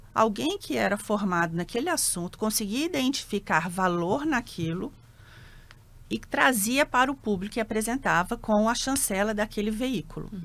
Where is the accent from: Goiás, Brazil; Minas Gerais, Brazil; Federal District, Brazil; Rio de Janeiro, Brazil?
Federal District, Brazil; Brasília; moved away as an adult; also born or lived in São Paulo; Eu já nasci em Brasília, nasci em 70, tenho 53 anos